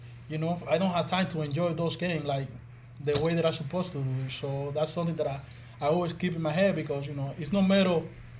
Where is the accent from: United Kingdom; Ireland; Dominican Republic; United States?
Dominican Republic; born or raised there; moved away